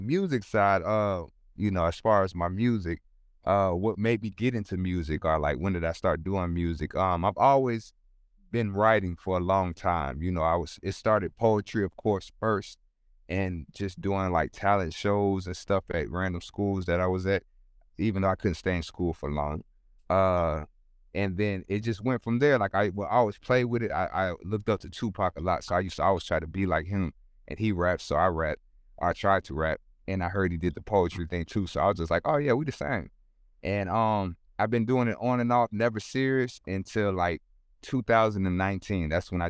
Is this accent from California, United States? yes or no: yes; Sacramento, California, United States; also born or lived in San Francisco / Oakland / Los Angeles; But I was born in California. I know Sacramento first, and then I remember I stayed in San Francisco, Oakland, and then I had to move a lot because my family was going through a lot of things.